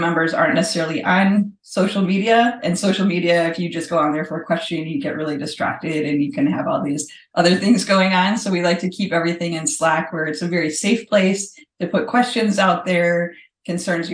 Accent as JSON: {"language": "English", "town": "Chicago", "region": "Illinois", "country": "United States", "moved": "as an adult", "lives_now": "Orlando, United States", "said": "I'm from Chicago"}